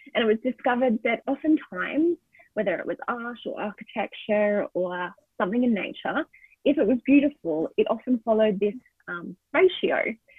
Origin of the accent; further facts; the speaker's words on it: Australia; So as an Australian, I would like to acknowledge the Aboriginal and Torres Strait Islander people of so-called Australia